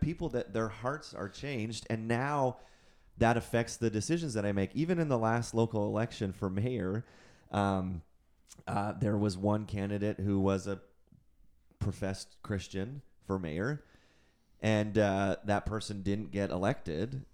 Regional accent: Canada; I'm also a Canadian citizen

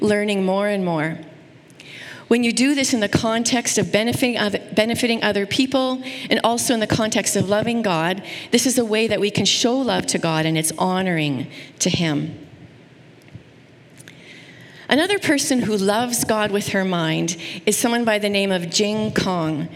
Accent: Saskatoon, Saskatchewan, Canada; I grew up in Saskatoon, which is a beautiful place

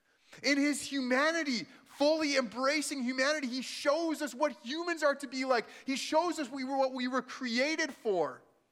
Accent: Manitoba, Canada; also born or lived in El Paso, United States; I said I'm from Manitoba. I was actually born in El Paso, Texas. So my parents were from southern Manitoba, but they lived in Texas for a couple of years. I was born there.

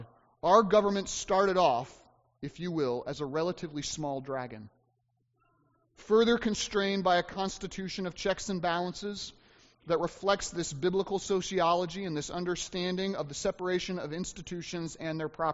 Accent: United States; uniquely as American Christians

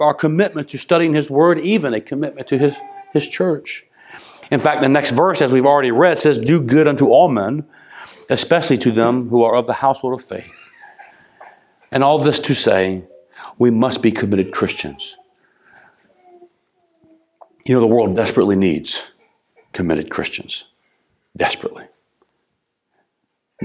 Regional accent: United States; As an American

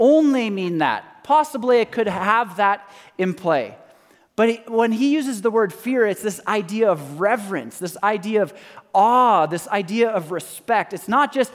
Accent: Canada; I'm Canadian

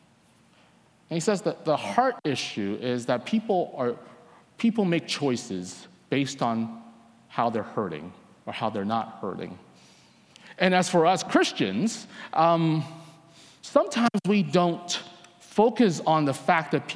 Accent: Vancouver, British Columbia, Canada; I'm from Vancouver, Canada.

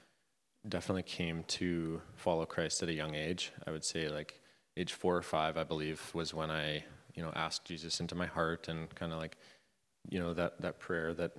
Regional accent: Vanderhoof, British Columbia, Canada; I grew up in Vanderhoof, BC, kind of lots of Mennonites in that town.

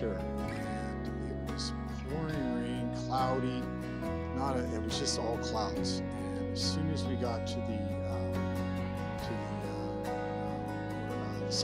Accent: Surrey, British Columbia, Canada; also born or lived in Edmonton, Alberta / Penticton; I was born in Alberta, Edmonton, Alberta. Moved out here when I was 5. And I've actually lived out here in Surrey pretty much most of my life.

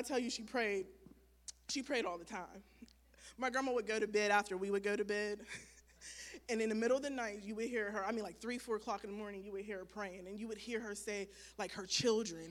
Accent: Wellsburg, West Virginia, United States; I was raised in Wellsburg, West Virginia by both of my parents

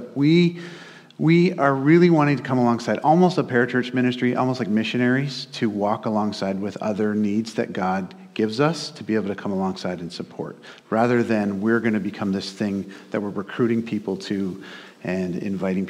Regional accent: Hamilton, Ontario, Canada; also born or lived in Oshawa; I grew up in Hamilton, kind of West Mountain.

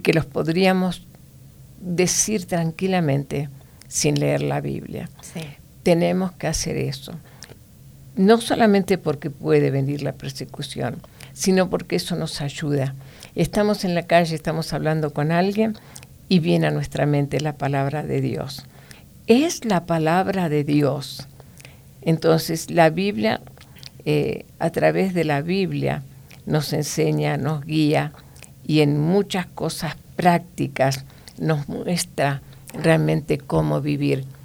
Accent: Argentina; moved away

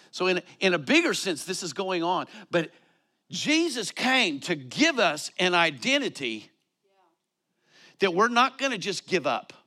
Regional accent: Colorado, United States; moved away; I come from Colorado

